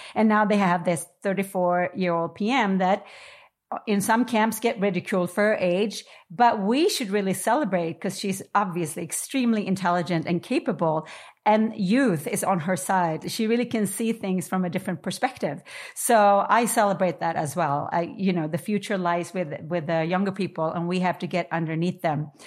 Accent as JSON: {"language": "English", "region": "New York", "country": "United States", "said": "I am a New Yorker"}